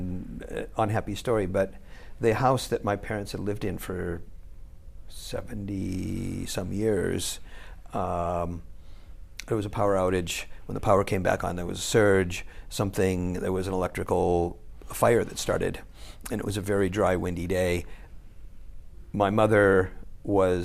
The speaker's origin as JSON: {"language": "English", "town": "Erie", "region": "Pennsylvania", "country": "United States", "tie": "born or raised there", "moved": "as an adult", "lives_now": "Japan", "said": "I was born in Erie, Pennsylvania"}